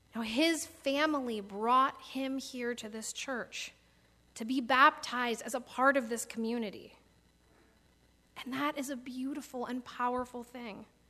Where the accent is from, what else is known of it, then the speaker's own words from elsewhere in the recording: Michigan, United States; moved away; when I was growing up in Michigan